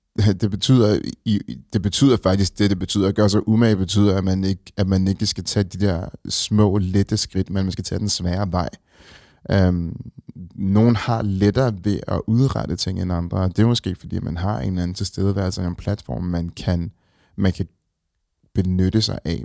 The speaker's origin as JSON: {"language": "Danish", "town": "Copenhagen", "region": "Capital Region of Denmark", "country": "Denmark", "said": "vi er nogle stolte københavnere, som, som rigtig godt kan lide vores hjem"}